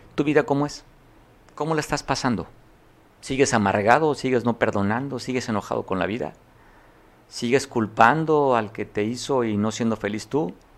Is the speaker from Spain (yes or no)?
no; Mexico; la vivimos como mexicanos y como costeños